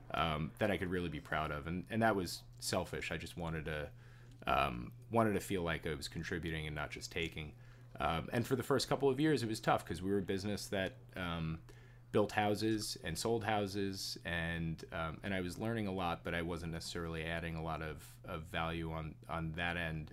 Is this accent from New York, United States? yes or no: yes; Jericho, New York, United States; I grew up in in Jericho, uh, in Nassau County.